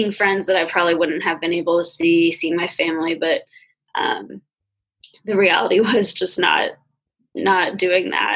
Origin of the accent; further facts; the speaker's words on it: California, United States; moved away as an adult; now in Ohio, United States; I'm from California, so it was pretty bad back where I was